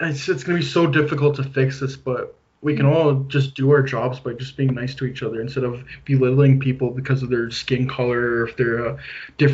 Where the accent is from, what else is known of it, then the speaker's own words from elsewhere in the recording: Canada; I'm from Canada